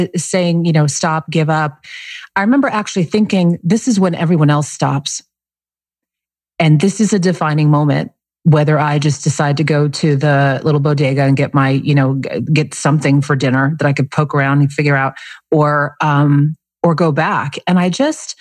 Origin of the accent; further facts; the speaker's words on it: Monroe, Connecticut, United States; now in Scottsdale, United States; Monroe, Connecticut